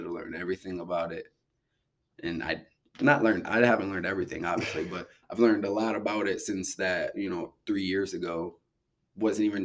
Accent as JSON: {"language": "English", "town": "Beloit", "region": "Wisconsin", "country": "United States", "tie": "born or raised there", "also_born_or_lived": "New Orleans, Louisiana / Mississippi", "moved": "as an adult", "said": "growing up in Wisco"}